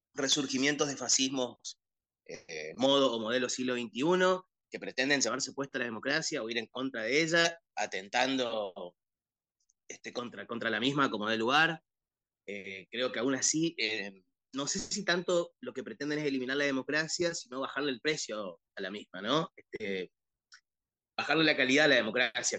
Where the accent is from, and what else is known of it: Argentina